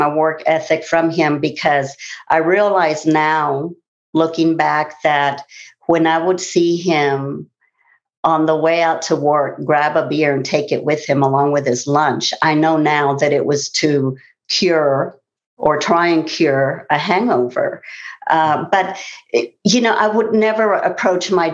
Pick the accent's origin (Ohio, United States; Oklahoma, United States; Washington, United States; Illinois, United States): Oklahoma, United States; Tulsa; I'm from Tulsa, Oklahoma. And I grew up in a culture where it was very normal to drink